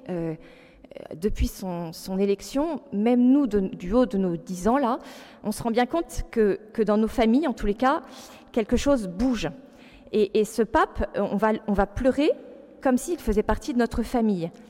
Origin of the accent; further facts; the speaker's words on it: France; On est catho, mais on est français